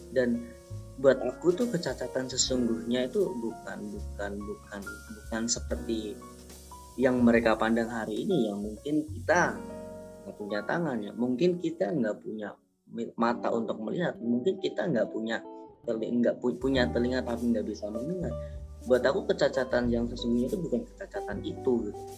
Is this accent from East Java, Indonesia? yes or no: yes; Banyuwangi, East Java, Indonesia; Aku lahir di Banyuwangi eh, di Desa Benengantor tahun 1992.